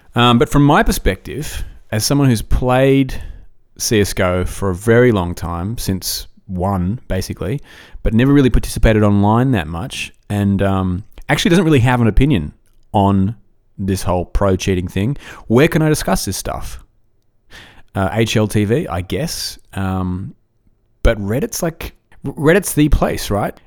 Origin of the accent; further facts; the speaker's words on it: Australia; I'm Australian